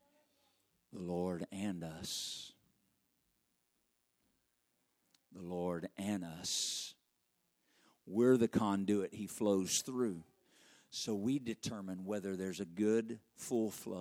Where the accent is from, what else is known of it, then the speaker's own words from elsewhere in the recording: Arkansas, United States; moved away; I'm from Arkansas